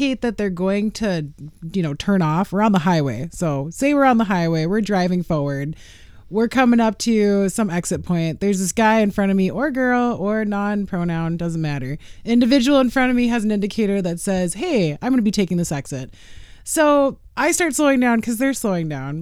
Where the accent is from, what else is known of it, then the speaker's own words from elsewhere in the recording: Minnesota, United States; as a Minnesotan, I've just grown up to respect the zipper rule